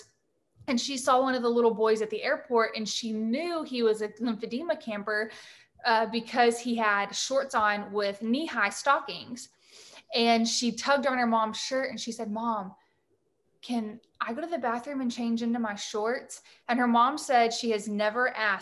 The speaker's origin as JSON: {"language": "English", "region": "the South", "country": "United States", "said": "I'm from the South and I talk fast"}